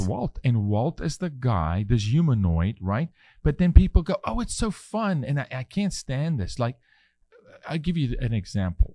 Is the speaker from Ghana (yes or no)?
no; South Africa; moved away; I'm raising my three-year-old son as a South African male